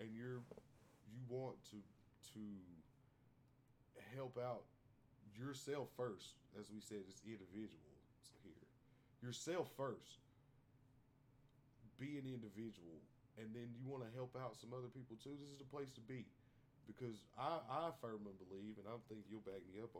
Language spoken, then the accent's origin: English; United States; I am from Bell County